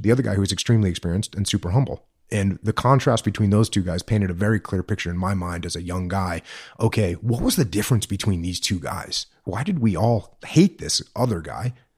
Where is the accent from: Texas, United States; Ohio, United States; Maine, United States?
Maine, United States; born or raised there; moved away as an adult; also born or lived in San Diego, California